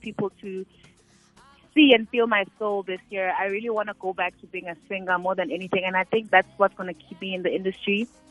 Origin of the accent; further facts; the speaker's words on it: Eastern Cape, South Africa; I'm from the Eastern Cape.